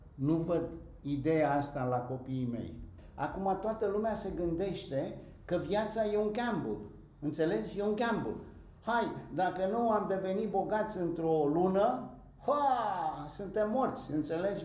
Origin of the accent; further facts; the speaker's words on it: Bucharest, Romania; moved away; also born or lived in Greece; eu am crescut pe străzile Bucureștiului